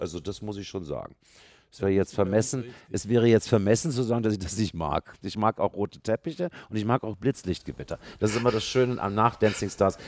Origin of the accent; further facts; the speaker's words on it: Berlin, Germany; Ich bin ja gebürtiger Westberliner. Ich bin in Westberlin aufgewachsen